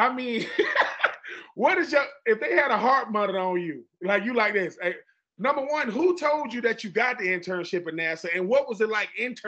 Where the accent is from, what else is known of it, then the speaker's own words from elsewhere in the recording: Fort Lauderdale, Florida, United States; I go to St. Thomas Aquinas. I'm from Fort Lauderdale, Broward County, for those of you who don't know. Broward, not Dade, that's Broward.